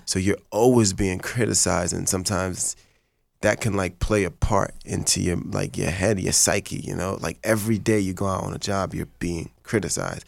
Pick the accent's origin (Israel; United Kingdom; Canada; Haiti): Haiti; first language Haitian Creole; English is a second language; now in Los Angeles, United States; I'm Haitian. That's Creole French. That's my first language.